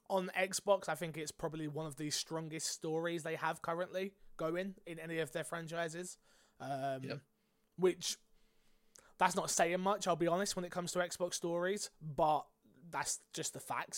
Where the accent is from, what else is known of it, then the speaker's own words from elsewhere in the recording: United Kingdom; I'm British